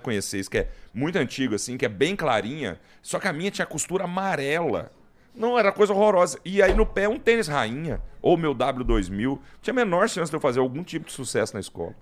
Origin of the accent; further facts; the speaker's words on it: Goiás, Brazil; eu sou de Goiás